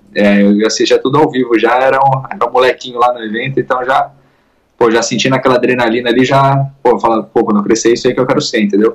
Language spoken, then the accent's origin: Portuguese; Indaiatuba, São Paulo, Brazil; now in California, United States; Sou de lá, sou de Indaiatuba